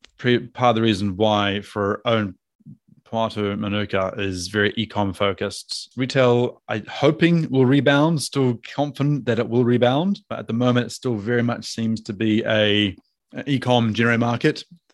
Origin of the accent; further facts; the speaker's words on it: Auckland, New Zealand; So I'm from Auckland.